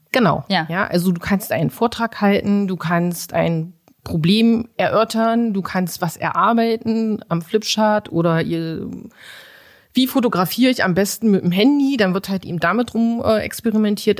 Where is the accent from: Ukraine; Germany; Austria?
Germany; Magdeburg, Saxony-Anhalt; also born or lived in Bulgaria; ich lebe hier in Magdeburg, seitdem ich fünf bin. Gebürtig bin ich eigentlich aus Bulgarien